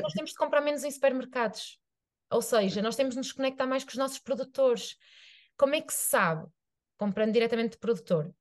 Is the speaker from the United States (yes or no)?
no; Arouca, Norte, Portugal; eu sou de Aroca, que é uma vila